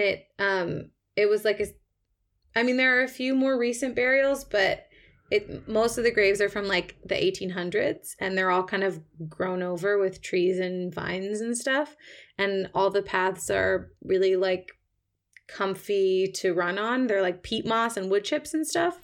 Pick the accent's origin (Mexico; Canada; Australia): Canada; Toronto, Ontario; moved away as an adult; now in London, United Kingdom; I'm from Toronto originally. I've been living in the U K on and off for my whole twenties